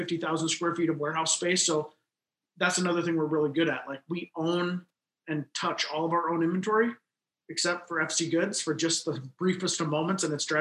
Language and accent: English; Midwest, United States; also born or lived in Mankato, Minnesota; now in Sioux Falls, United States; we're from the Midwest